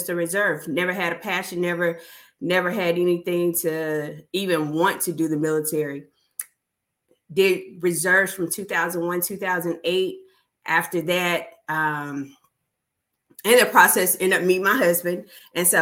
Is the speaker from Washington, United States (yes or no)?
no; Huntsville, Alabama, United States; moved away as an adult; now in Fort Mitchell, United States; I am originally from Huntsville, Alabama. However, I am currently in Fort Mitchell, Alabama